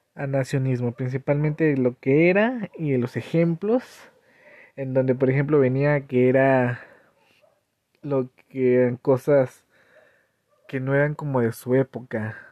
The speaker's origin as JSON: {"language": "Spanish", "town": "Cañada de Flores", "region": "Hidalgo", "country": "Mexico", "said": "Soy de Cañada de Flores"}